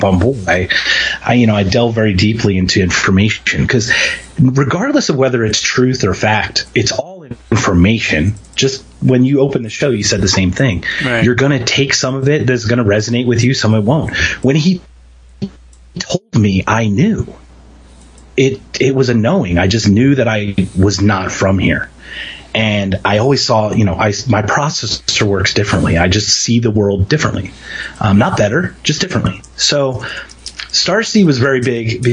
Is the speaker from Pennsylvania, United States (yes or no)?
yes; Philadelphia, Pennsylvania, United States; moved away; I'm from Philadelphia